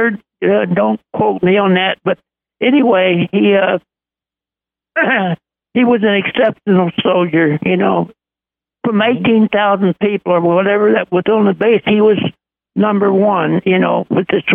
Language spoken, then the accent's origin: English; Texas, United States; I'm from Texas